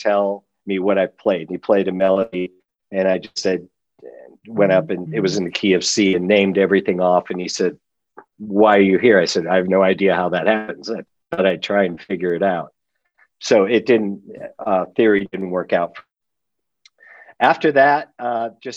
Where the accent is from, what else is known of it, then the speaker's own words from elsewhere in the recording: Los Angeles, California, United States; I grew up in the San Fernando Valley, just outside of L.A.